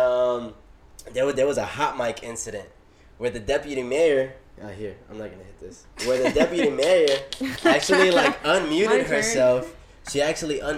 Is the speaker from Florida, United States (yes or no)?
yes; Miami, Florida, United States; I'm a Miami native, born and raised in Little Havana, and now living in Brownsville.